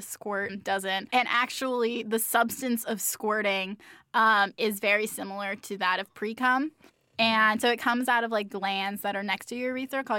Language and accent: English; Central Valley, California, United States; I'm from the Central Valley, and there's not a lot of do out there.